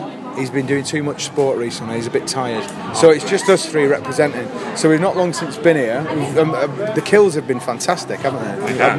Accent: Southampton, South East England, United Kingdom; We're from Southampton

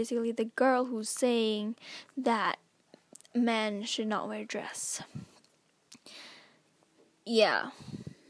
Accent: Philippines; I'm a Filipina

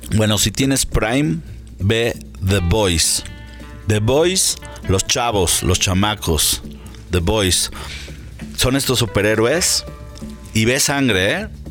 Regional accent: Mexico; Yo soy mexicano

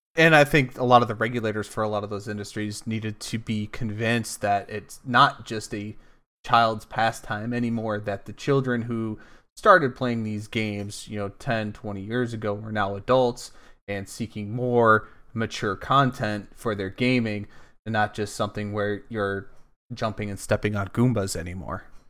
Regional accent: United States; also born or lived in Michigan; as an American

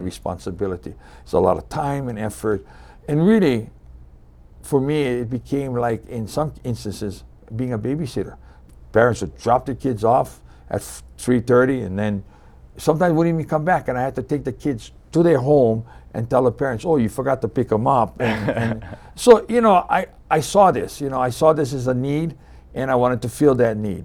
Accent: Hilo, Hawaii, United States; moved away as an adult; also born or lived in Kauai; now in Maui, United States; I was born and raised on the Big Island in Hilo, and I spent most of my youth there.

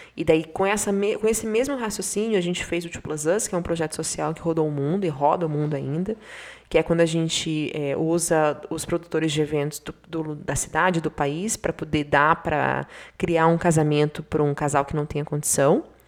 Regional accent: Bahia, Brazil; now in Curitiba, Brazil; eu sou baiana, né? Então, sertão da Bahia, ou então aqui, eu estou aqui do lado de Curitiba

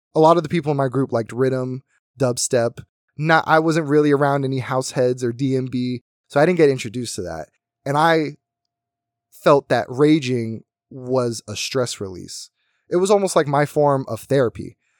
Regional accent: United States; now in Las Vegas, United States; My, my hometown was very small. Everyone knew each other. You, if you wanted to go to raves, you had to go to Philly

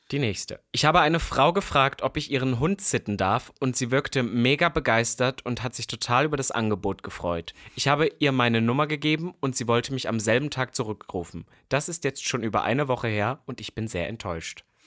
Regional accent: Halle, Saxony-Anhalt, Germany; moved away; Halle-Saale, da wo ich herkomme

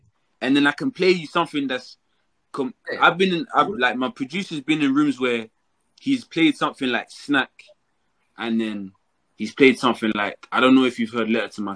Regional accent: London, United Kingdom; I'm from London. I'm from East London.

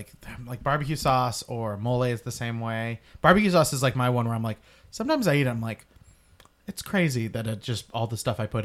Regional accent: Tulsa, Oklahoma, United States; moved away; I'm from Tulsa. Tulsa has like they have like 500,000 or 600,000 people now. It's a sizable city.

